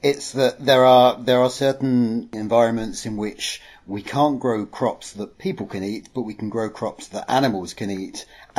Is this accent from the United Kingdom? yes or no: yes; England, United Kingdom; I'm from England.